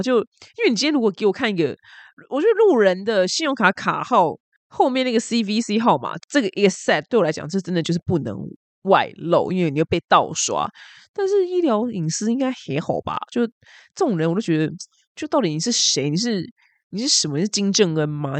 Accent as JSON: {"language": "Chinese", "country": "Taiwan", "said": "我们台湾人最 care 的就是吃"}